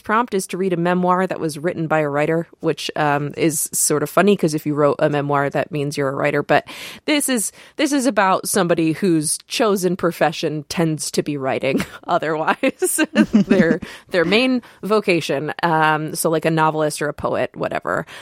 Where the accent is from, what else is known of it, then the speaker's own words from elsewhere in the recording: Michigan, United States; We're both from Michigan.